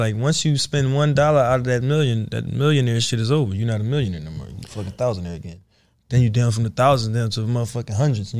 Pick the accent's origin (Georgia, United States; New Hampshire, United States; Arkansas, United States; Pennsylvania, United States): Pennsylvania, United States; Philadelphia; I'm coming from Philly. I'm fucked up. I'm from the trenches, bro.